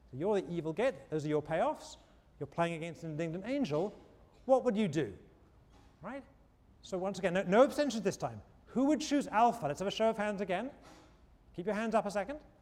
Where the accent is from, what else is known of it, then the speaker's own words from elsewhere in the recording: England, United Kingdom; moved away as an adult; when I was a kid growing up in England